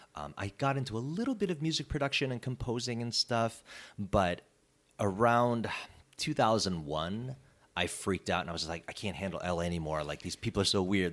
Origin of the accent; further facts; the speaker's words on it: Chicago suburbs, Illinois, United States; moved away as an adult; also born or lived in California; now in Los Angeles, United States; I was born and raised in the Chicago suburbs